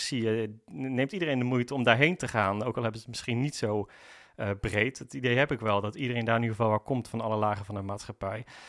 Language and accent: Dutch; North Brabant, Netherlands; moved away as an adult; now in Amersfoort, Netherlands; ik kom zelf oorspronkelijk uit Brabant. Daar heb ik eigenlijk het grootste gedeelte van mijn leven gewoond